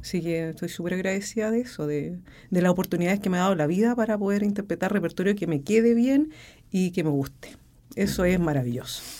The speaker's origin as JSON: {"language": "Spanish", "town": "Rancagua", "region": "O'Higgins", "country": "Chile", "said": "soy de Rancagua, me quedé en Rancagua"}